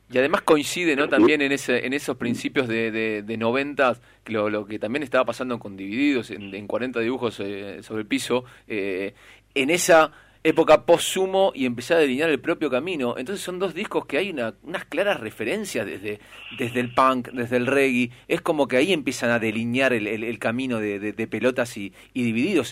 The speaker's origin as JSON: {"language": "Spanish", "town": "El Palomar", "region": "Buenos Aires Province", "country": "Argentina", "said": "soy de Palomar yo"}